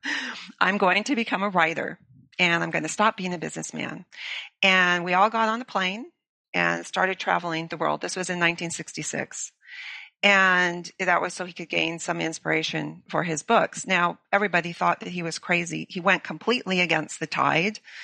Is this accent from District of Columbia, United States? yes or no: no; Los Angeles, California, United States; moved away; I grew up in Los Angeles